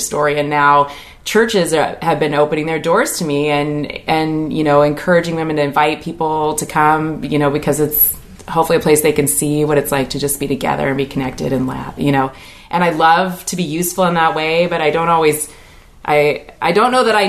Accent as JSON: {"language": "English", "town": "Puyallup", "region": "Washington", "country": "United States", "tie": "born or raised there", "said": "I grew up in Puyallup."}